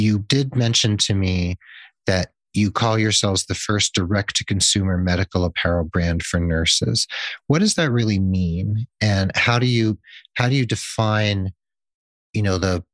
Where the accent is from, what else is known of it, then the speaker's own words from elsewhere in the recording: New England, United States; I'm from New England too